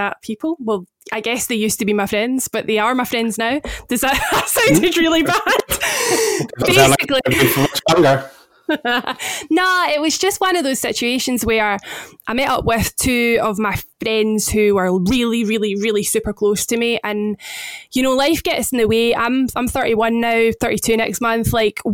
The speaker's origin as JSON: {"language": "English", "region": "Scotland", "country": "United Kingdom", "accent": "Scottish", "said": "as you may have guessed from my accent, I am the Scot"}